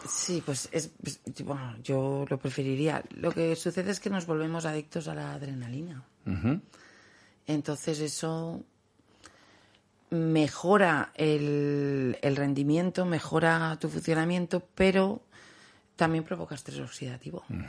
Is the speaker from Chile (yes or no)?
no; Valencian-speaking village, Valencian Community, Spain; En, valenciano hay un dicho que dice, por lo menos en mi pueblo